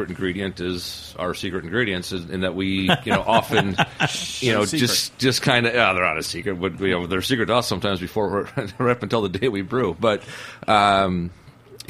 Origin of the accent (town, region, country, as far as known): Wisconsin, United States; now in New York, United States